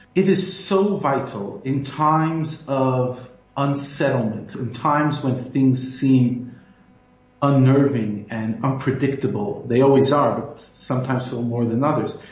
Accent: United States; moved away as an adult; now in South Africa; although American by birth, I'm South African by choice. And I consider one of the greatest gifts of Hashem to me and my family is to be able to already be living here for 11 years

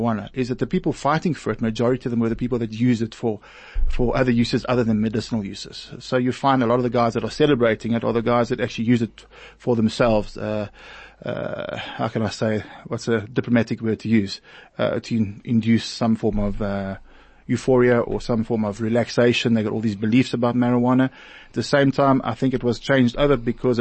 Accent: East Rand, Germiston and Boksburg area, Gauteng, South Africa; I come from the Wild East Rand, Germiston and Boksburg area

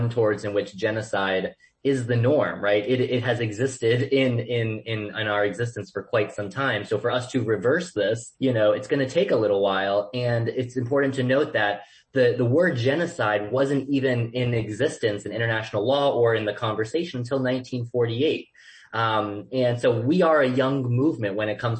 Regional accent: Boca Raton, Florida, United States; I grew up in Boca Raton, Florida

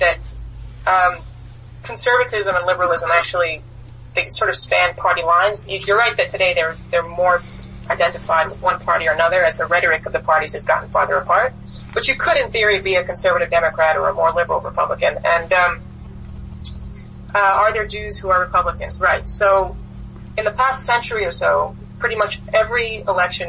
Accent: United States; we're Jewish, we're American, we care very deeply about our people and community, as well as America generally

